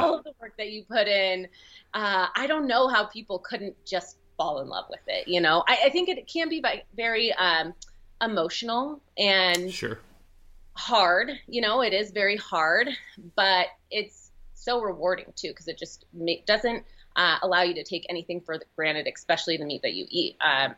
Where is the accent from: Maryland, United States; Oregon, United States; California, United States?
Oregon, United States; moved away as an adult; now in Utah, United States; And I'm from Oregon, so I moved to Utah maybe 2 years ago to take the position with Mountain Ops.